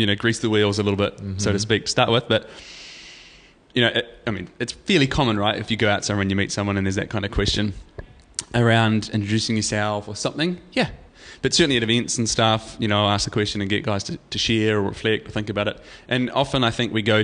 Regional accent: New Zealand; I'm from New Zealand and, you know, I do this and I'm 37

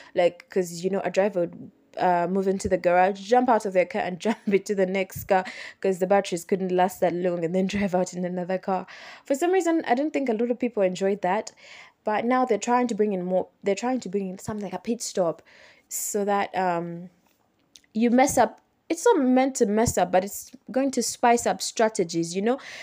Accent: Uganda; I am from Uganda

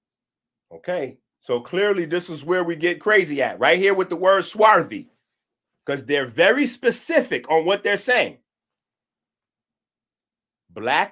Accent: New York, United States; born or raised there; moved away

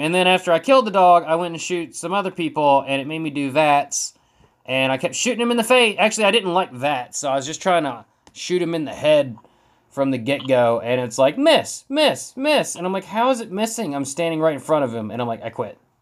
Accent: West Virginia, United States; We're all from West Virginia

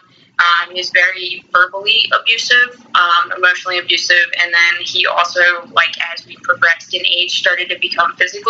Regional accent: Florida, United States; moved away as an adult; also born or lived in Costa Rica / North Carolina; I was born in Florida. I lived here for about 19 years, and then I moved out of the country

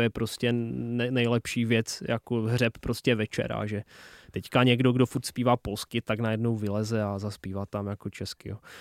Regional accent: Czech-Polish border, Moravian-Silesian Region, Czechia; accent: local dialect of the Czech-Polish border; first language local Czech-Polish border dialect; Czech is a second language; jsem Polák žijící v České republice

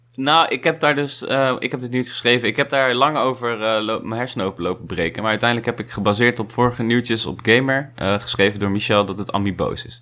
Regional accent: Netherlands; wij als Nederlanders

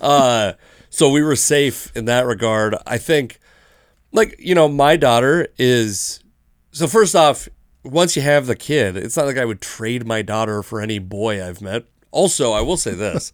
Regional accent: Seattle, Washington, United States; growing up in Seattle

